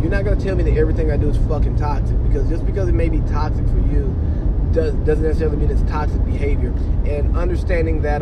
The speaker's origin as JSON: {"language": "English", "town": "Cartersville", "region": "Georgia", "country": "United States", "tie": "born or raised there", "also_born_or_lived": "San Diego / Bahrain / Washington, D.C.", "moved": "as an adult", "lives_now": "Monterey, United States", "said": "I really feel like a stranger in my hometown. Not that I don't know the people or any of that stuff, but it's just I'm no longer embedded like in the social scene of Cartersville"}